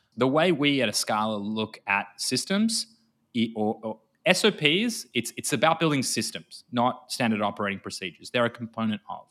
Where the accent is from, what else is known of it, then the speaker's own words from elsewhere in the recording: Australia; accent: Australian; moved away as an adult; now in Tel Aviv, Israel; despite my accent being Australian, I'm sat in Israel, in Tel Aviv.